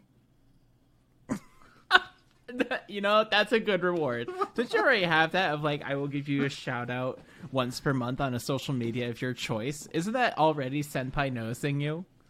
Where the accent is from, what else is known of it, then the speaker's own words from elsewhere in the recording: United States; an American experience and lens